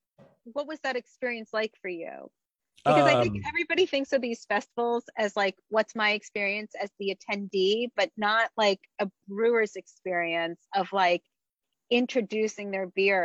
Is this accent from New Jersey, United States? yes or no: yes; New Jersey, United States; I grew up in New Jersey, so I grew up on New York style pizza